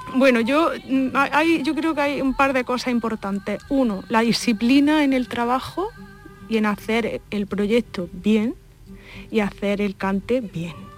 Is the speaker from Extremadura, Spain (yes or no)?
no; Andalusia, Spain; mi vecino de Inaja, donde yo nací y me crié